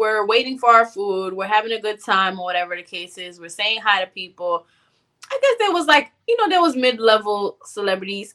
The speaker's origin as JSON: {"language": "English", "town": "North Miami", "region": "Florida", "country": "United States", "said": "I'm from North Miami"}